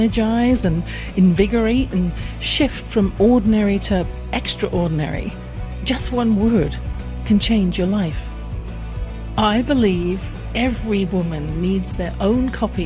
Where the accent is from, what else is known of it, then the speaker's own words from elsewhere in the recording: England, United Kingdom; I grew up in England